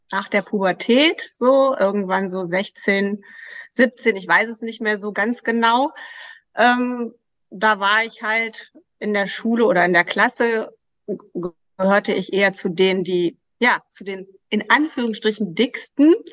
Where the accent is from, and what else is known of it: Krefeld, North Rhine-Westphalia, Germany